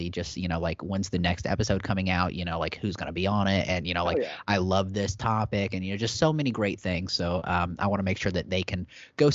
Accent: Wabash, Indiana, United States; moved away; this is my hometown, you know, like my dad is buried on the street that I'm about to headline on

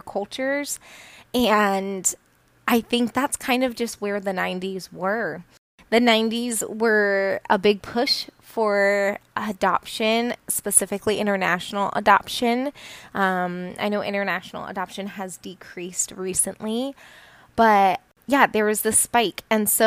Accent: Colorado, United States; also born or lived in Peru; I was adopted from Peru and I was raised in a pretty non-diverse community in Colorado

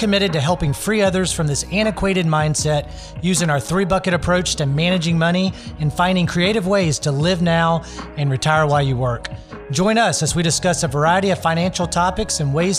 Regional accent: a suburb of Memphis, Tennessee, United States; now in Nashville, United States; I grew up in Tennessee in a suburb of Memphis

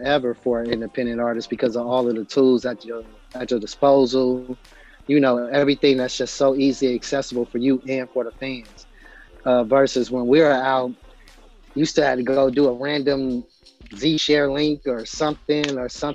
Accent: Los Angeles, California, United States; I'm from South Central Inglewood and all that. And just, you know

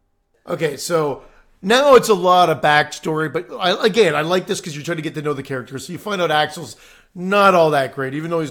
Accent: Pennsylvania, United States; I'm from Pennsylvania.

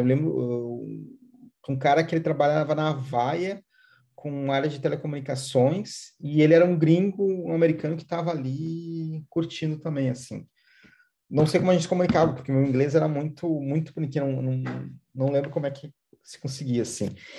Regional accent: Porto Alegre, Rio Grande do Sul, Brazil; eu sou aqui de, de Porto Alegre

